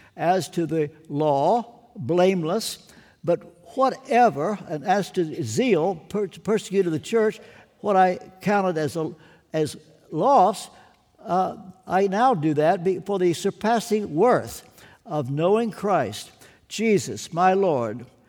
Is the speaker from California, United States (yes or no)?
no; Kentucky, United States; I'm from Kentucky